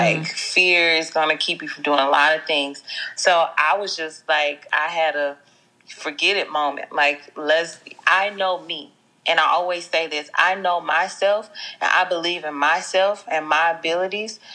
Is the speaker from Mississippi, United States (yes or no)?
yes; Jackson, Mississippi, United States; accent: twang; moved away as an adult; now in Los Angeles, United States; I'm from Jackson, Mississippi, from the dirty South. So forgive me if my accent is a little got a little twang to it